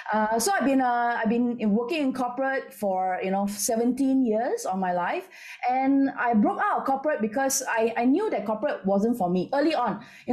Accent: Malaysia; also born or lived in Singapore; now in Penang, Malaysia; I'm Malaysian. I lived in Singapore for 13 years.

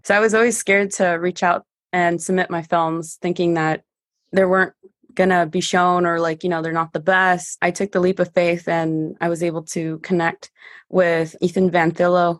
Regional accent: San Diego, California, United States; first language Spanish; English is a second language; I used to play baseball growing up, so I was the only girl playing baseball here at the North Park Little League. I also went into J V and varsity at San Diego High School.

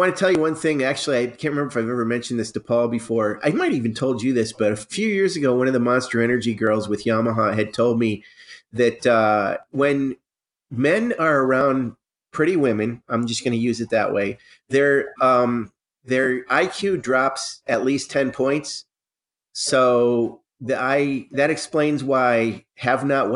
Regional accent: New York, United States; now in Ohio, United States; I grew up in New York, so I still sometimes think I'm in New York, even though I'm not.

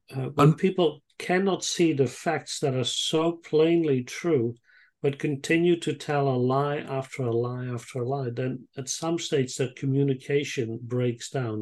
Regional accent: Netherlands; moved away as an adult; also born or lived in Israel; now in Sydney, Australia; I grew up in the Netherlands and I lived there for some 20 years

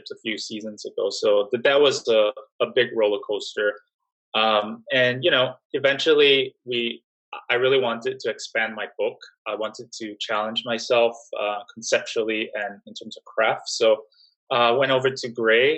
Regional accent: Singapore; moved away as an adult; also born or lived in New York / Miami; I was born and raised in Singapore.

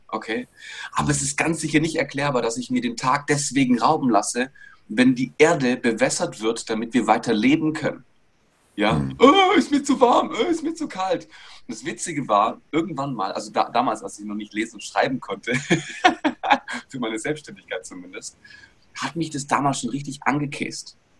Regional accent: Bietigheim-Bissingen, Baden-Württemberg, Germany; generell bin ich aus Bietigheim-Bissingen, also Stuttgarter Region, da bin ich geboren worden

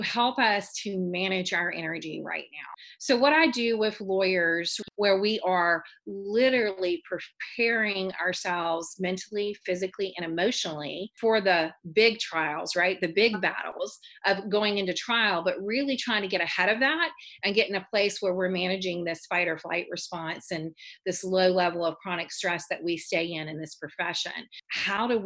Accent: Baton Rouge, Louisiana, United States; I'm from Baton Rouge, Louisiana

